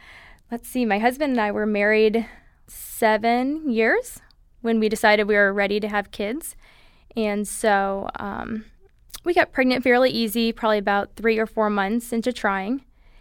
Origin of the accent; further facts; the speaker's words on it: Holland, Michigan, United States; now in California, United States; I grew up in Michigan, in Holland, Michigan, on the west side of the state, and we moved out to California about 7 years ago.